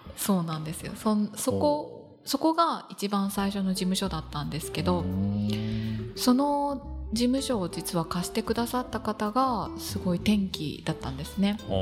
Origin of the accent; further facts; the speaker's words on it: Yukuhashi, Fukuoka, Japan; moved away as an adult; also born or lived in Yamaguchi; now in Kitakyushu, Japan; 出身は、はい、今は、えっと、北九州ではないんですが行橋市